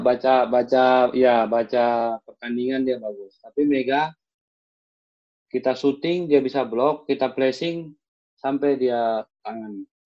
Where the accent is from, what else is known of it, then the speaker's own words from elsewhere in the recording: Jakarta, Indonesia; also born or lived in Malang; Saya orang baru, di, saya asli Duri Raya. Saya sekarang tinggal di daerah Serengseng